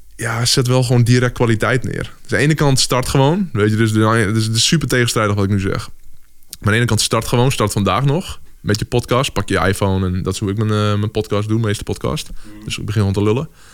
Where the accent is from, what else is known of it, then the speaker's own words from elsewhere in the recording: Drachten, Friesland, Netherlands; ik ben opgegroeid in Friesland. En eh, nou, daar was gewoon letterlijk waar ik ben opgegroeid in Drachten